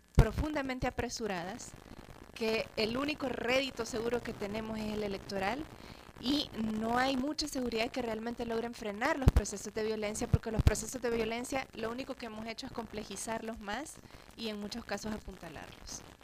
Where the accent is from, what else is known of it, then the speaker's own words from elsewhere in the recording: El Salvador; somos personas salvadoreñas